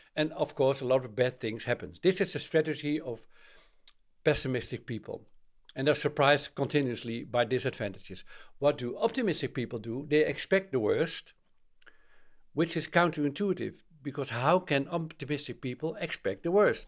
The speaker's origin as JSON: {"language": "English", "country": "Netherlands", "said": "I'm from Holland"}